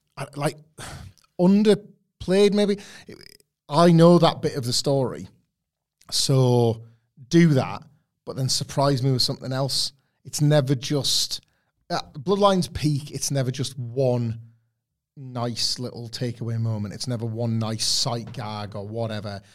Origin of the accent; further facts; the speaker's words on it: Filey, Yorkshire and the Humber, United Kingdom; in Filey, uh, a tiny coastal place in the United Kingdom, um, where I grew up